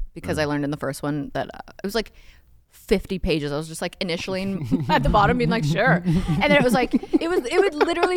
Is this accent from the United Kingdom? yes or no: no; Canada; I am Canadian